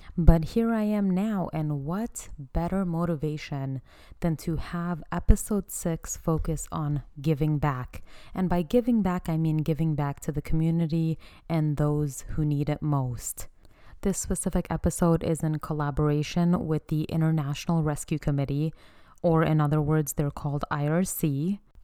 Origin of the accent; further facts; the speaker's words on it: United States; I am from Afghan descent. So I have an Afghan background and I was born and raised in America